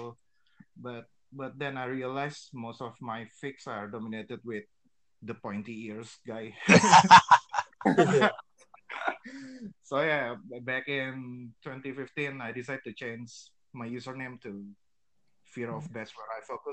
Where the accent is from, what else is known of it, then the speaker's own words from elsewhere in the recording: Jakarta, Indonesia; I was born in Jakarta back in 1989.